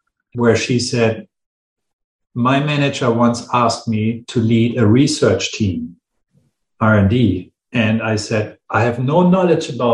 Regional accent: Hamburg, Germany; my hometown, Hamburg

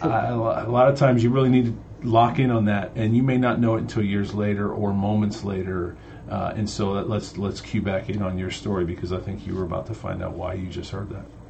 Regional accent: Cleveland, Ohio, United States; growing up in Cleveland

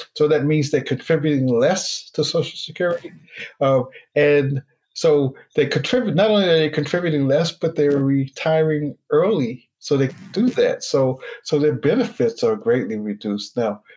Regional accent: Newark, New Jersey, United States; also born or lived in Linden, New Jersey; I grew up in Newark and Linden, New Jersey. That's northern New Jersey, so closer to New York.

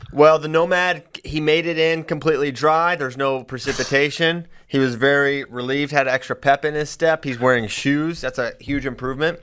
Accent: Virginia, United States; I'm from Virginia

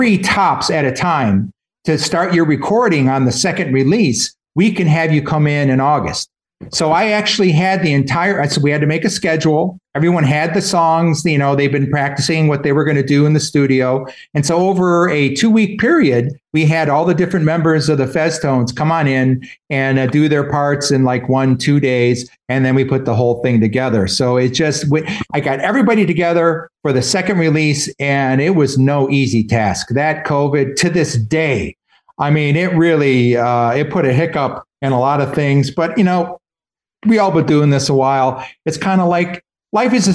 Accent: Detroit, Michigan, United States; moved away as an adult; now in Boston, United States; But I was born and raised in Detroit.

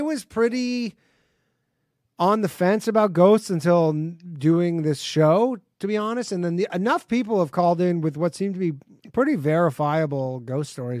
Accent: Burlington, Ontario, Canada; moved away; I grew up in Burlington

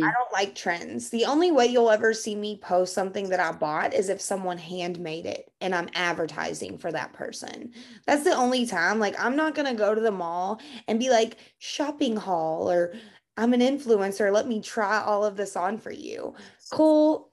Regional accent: Kentucky, United States; I'm from Kentucky and we don't pronounce big words here

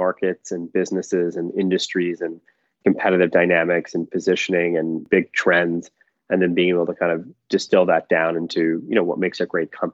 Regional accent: Michigan, United States; moved away as an adult; also born or lived in Philadelphia / New York / London; I grew up in Michigan

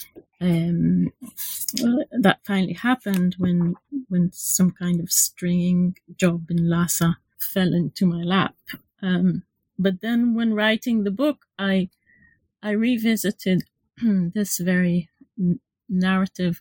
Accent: Israel; moved away as an adult; now in London, United Kingdom; I'm from Israel. So I did my undergraduate and MA in Israel.

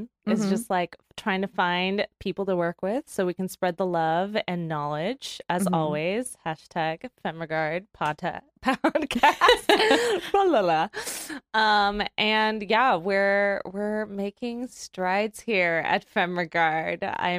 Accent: United States; no one here knows I'm from Jersey, New York, unless I say it.

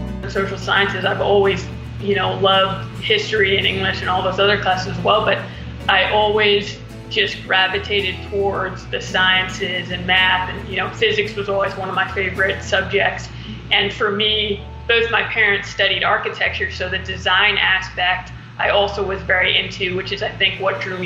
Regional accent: Baldwin, New York, United States; I grew up in Baldwin, New York

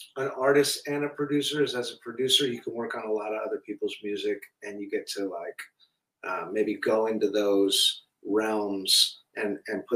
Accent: Hawaii, United States; now in Malibu, United States; I grew up in Hawaii

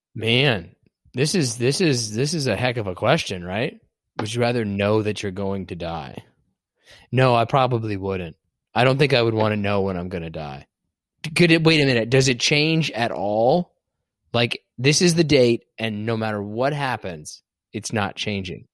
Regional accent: Kansas, United States; I'm from Kansas

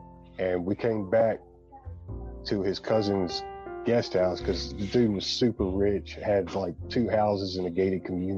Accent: Alabama, United States; I think it's funny because I'm from Alabama.

